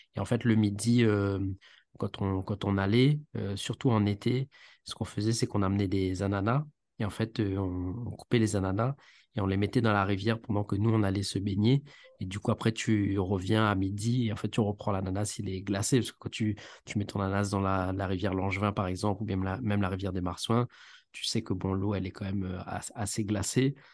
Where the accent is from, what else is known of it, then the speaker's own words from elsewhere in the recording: Saint-Benoît, Réunion; also born or lived in mainland France; J'ai grandi à Saint-Benoît, d'accord, dans l'Est